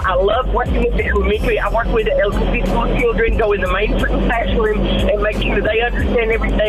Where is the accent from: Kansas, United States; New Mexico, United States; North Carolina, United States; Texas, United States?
Texas, United States; accent: Texas; because I had taken foreign languages, and my Texas accent messed up German and French.